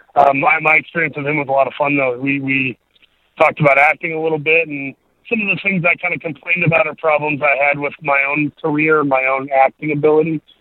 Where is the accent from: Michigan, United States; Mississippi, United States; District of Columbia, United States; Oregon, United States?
Michigan, United States; Saginaw; also born or lived in Grand Rapids, Michigan; I was born there, but by one and a half years old, my my dad, who was a Lutheran minister, he took a call to a church over in Saginaw, Michigan. That's kind of where I grew up, was in uh, Saginaw, Michigan